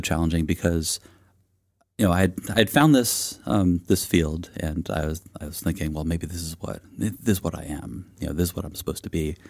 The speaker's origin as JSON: {"language": "English", "area": "East Bay", "region": "California", "country": "United States", "tie": "born or raised there", "said": "I grew up in the East Bay of California, and I've um, lived there kind of on and off my entire life"}